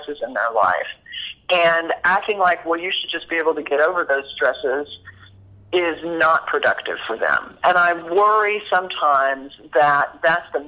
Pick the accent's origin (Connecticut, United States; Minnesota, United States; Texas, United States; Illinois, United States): Texas, United States; Dallas; I'm from Dallas